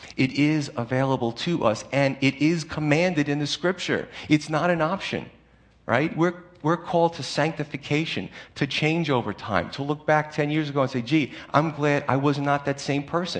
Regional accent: United States

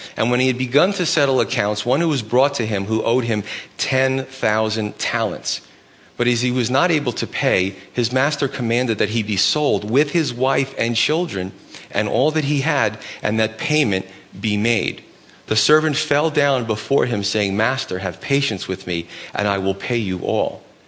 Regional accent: New York City, New York, United States; moved away; I grew up in Brooklyn, so it starts to come out every once in a while.

